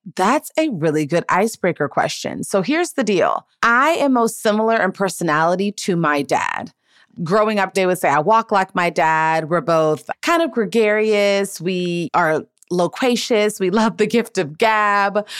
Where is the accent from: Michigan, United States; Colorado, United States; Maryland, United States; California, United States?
Maryland, United States; Gaithersburg; moved away as an adult; now in Los Angeles, United States; I grew up in Gaithersburg and Montgomery County and like in the DMV